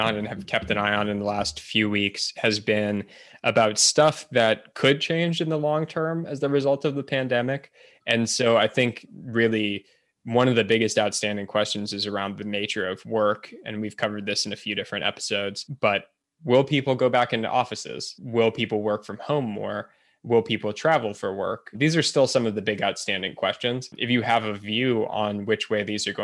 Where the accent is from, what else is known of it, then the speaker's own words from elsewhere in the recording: United States; as an American